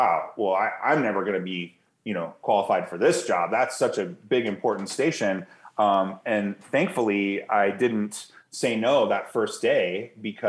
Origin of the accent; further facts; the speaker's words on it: Seattle, Washington, United States; now in Montrose, United States; I grew up in Seattle